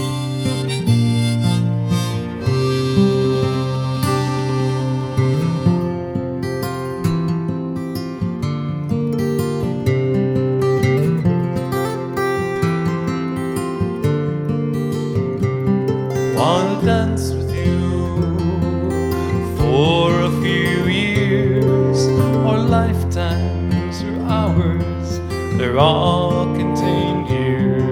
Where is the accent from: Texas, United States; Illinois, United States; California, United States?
Illinois, United States; Chicago; moved away as an adult; I grew up in Chicago